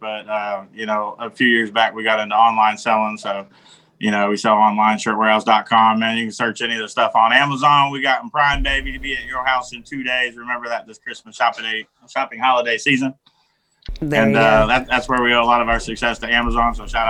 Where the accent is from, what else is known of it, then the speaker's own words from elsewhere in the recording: DeKalb County, Georgia, United States; born there; also born or lived in Kentucky / San Diego / Pennsylvania / New Jersey; I was born in DeKalb County, Georgia, right outside Atlanta, Georgia. Lived in San Diego, Pennsylvania, New Jersey. I've been everywhere, man.